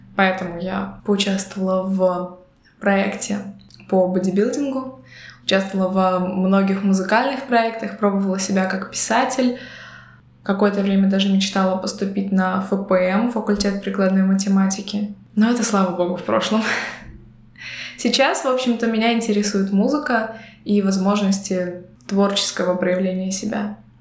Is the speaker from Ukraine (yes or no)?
no; Belarus; now in Latvia; я из Беларуси, но я говорила по-латышски. На тот момент, э, проживая в Латвии, уже на протяжении двух лет